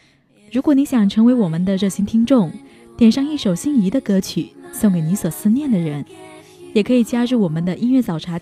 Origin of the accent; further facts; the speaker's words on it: Hainan, China; moved away as an adult; now in Shandong, China; 我是一个来自海南的姑娘，因为上大学的缘故才会来到山东。